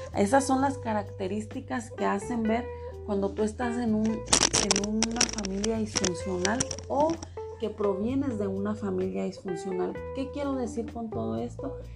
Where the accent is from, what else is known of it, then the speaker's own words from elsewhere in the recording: Mexico; porque yo soy mexicana